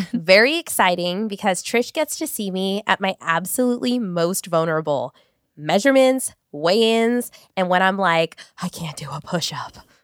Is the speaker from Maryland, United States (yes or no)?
no; Long Beach, California, United States; I grew up in North Long Beach